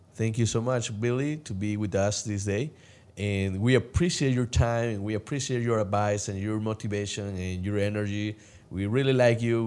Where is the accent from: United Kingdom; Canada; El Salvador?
El Salvador; moved away; I came from El Salvador